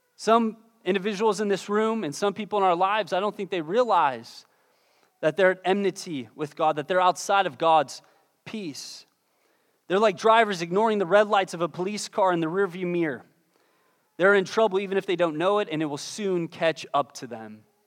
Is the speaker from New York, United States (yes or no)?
no; Pittsburgh, Pennsylvania, United States; moved away; I'm originally from Pittsburgh, Pennsylvania